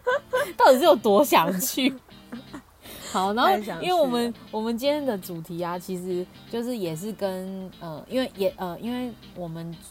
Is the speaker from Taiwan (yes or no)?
no; Paris, Île-de-France, France; 而且这里这次就是还是在巴黎哦，我的家乡，